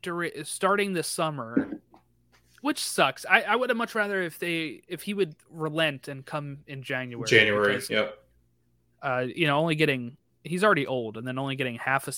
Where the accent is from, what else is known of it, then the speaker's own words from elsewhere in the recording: Maryland, United States; I am from Maryland and live in Maryland, but we met in Florida when we both worked for Disney.